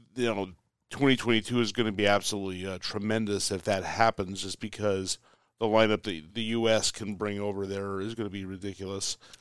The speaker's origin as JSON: {"language": "English", "country": "United States", "said": "I'm the American"}